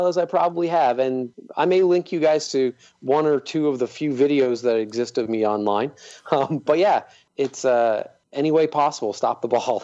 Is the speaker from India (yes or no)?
no; Cape Breton, Nova Scotia, Canada; I grew up in Cape Breton